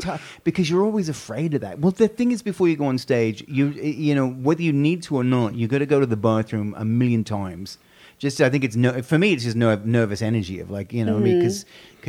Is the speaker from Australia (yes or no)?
yes; Australia; moved away; I'm thinking I would have to represent my home country, so I'd have to be sort of a platypus